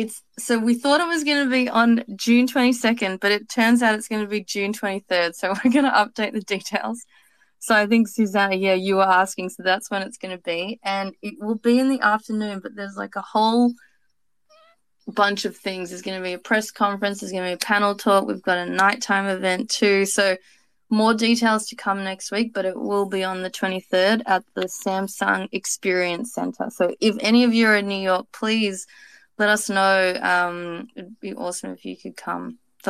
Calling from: Amsterdam, North Holland, Netherlands; I'm dialing in from Amsterdam.

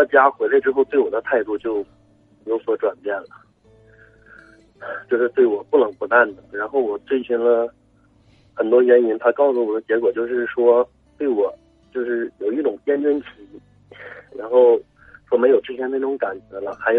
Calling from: Changchun, Jilin, China; 哎，喂，你好，我其实我是长春的听众，也是就是一个你的忠实的老听众了。

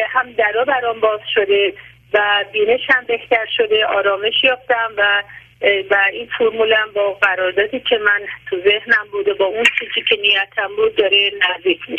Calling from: Tehran, Tehran Province, Iran; من از تهران هستم

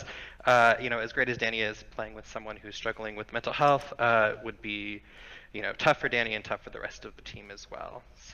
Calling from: Southern Oregon, United States; Calling from Southern Oregon.

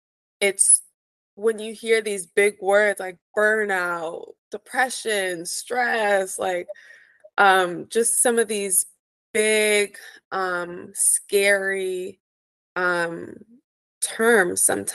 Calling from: Los Angeles, California, United States; I'm tuning in from Los Angeles, California.

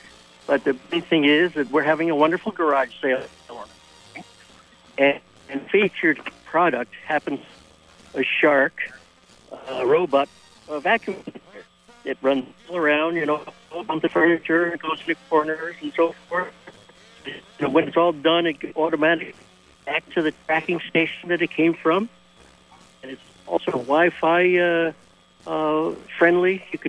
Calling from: Burlington, Vermont, United States; I'm calling from Burlington.

